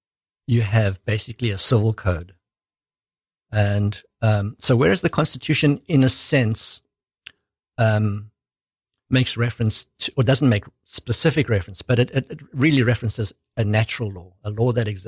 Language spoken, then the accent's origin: English; South Africa; moved away as an adult; I was born in South Africa.